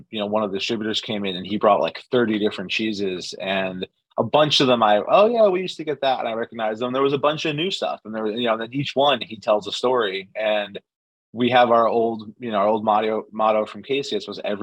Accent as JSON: {"language": "English", "town": "New Haven", "region": "Connecticut", "country": "United States", "tie": "born or raised there", "said": "born and raised in New Haven"}